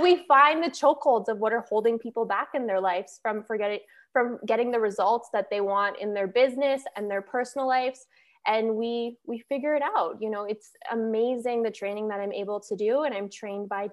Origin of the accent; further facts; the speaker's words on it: Calgary, Alberta, Canada; moved away as an adult; now in Fort Lauderdale, United States; I am from Calgary, Alberta, and now I currently live in Fort Lauderdale, Florida.